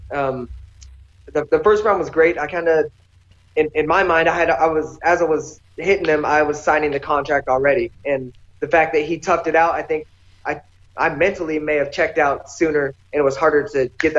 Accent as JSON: {"language": "English", "town": "Boise", "region": "Idaho", "country": "United States", "tie": "born or raised there", "moved": "as an adult", "lives_now": "Las Vegas, United States", "said": "my hometown people"}